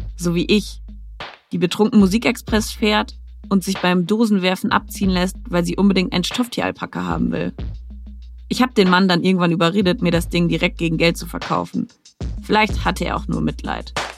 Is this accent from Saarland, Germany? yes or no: no; Nordwalde, North Rhine-Westphalia, Germany; moved away; zurück in mein Heimatdorf Nordwalde